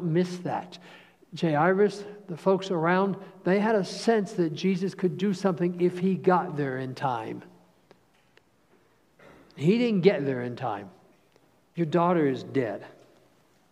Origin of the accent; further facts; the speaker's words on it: Cincinnati, Ohio, United States; We grew up outside of Cincinnati